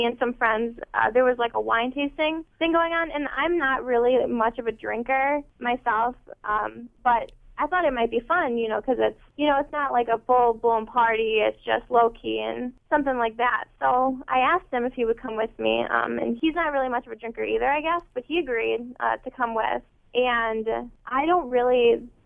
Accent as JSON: {"language": "English", "town": "Beavercreek", "region": "Ohio", "country": "United States", "said": "I'm from Beaver Creek"}